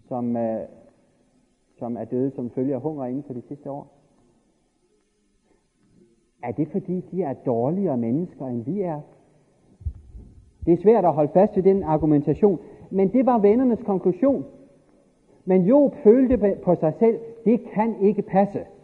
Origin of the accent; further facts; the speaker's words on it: Denmark; born there; I virkeligheden er det jo fantastisk uretfærdigt, at jeg er født i Danmark efter 2. verdenskrig.